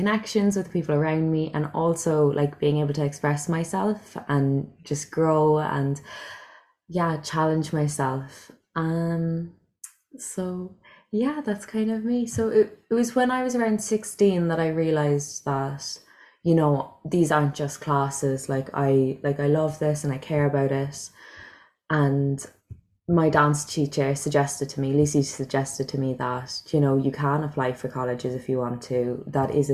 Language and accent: English; Cork, Munster, Ireland; moved away as an adult; also born or lived in Bedford, England; I'm from Cork